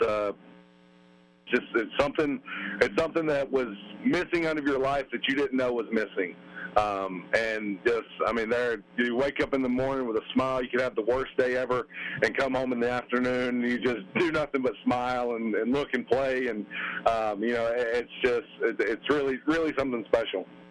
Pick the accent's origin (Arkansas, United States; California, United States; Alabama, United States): Alabama, United States; Roanoke; growing up in Alabama